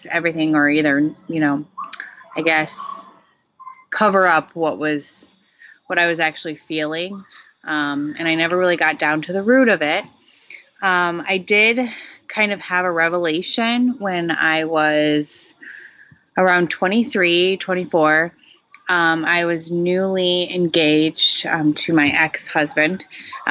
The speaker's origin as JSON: {"language": "English", "region": "Michigan", "country": "United States", "tie": "born or raised there", "moved": "as an adult", "lives_now": "New Hampshire, United States", "said": "I grew up in Michigan originally, in a kind of small town. And now I live in New Hampshire"}